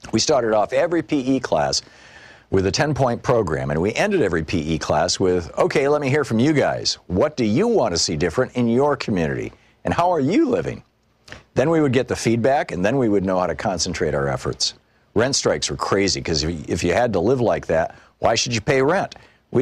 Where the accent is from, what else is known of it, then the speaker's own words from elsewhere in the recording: New York City, New York, United States; I was originally from Queens